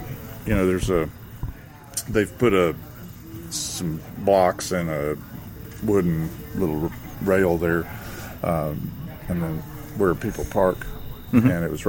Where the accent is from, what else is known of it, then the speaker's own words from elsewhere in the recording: East Tennessee, United States; moved away; I'm originally from East Tennessee, and so I'm used to really vivid greenery